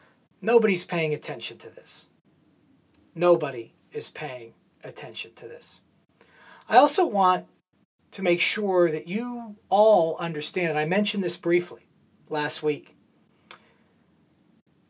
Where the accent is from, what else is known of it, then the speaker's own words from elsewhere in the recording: San Diego, California, United States; moved away; I grew up in San Diego